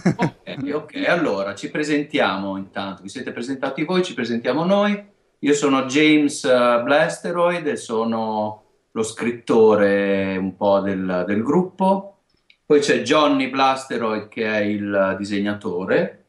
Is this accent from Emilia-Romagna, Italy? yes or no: yes; Emilia-Romagna, Italy; accent: Romagnolo